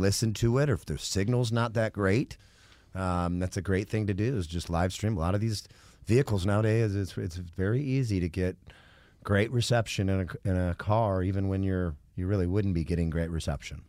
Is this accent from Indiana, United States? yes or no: no; Michigan, United States; moved away; also born or lived in Knoxville, Tennessee; I'm from Michigan originally